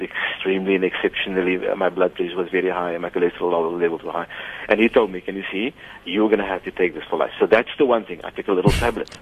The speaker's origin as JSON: {"language": "English", "town": "Cape Town", "region": "Western Cape", "country": "South Africa", "tie": "born or raised there", "said": "when we grew up in Grassy Park"}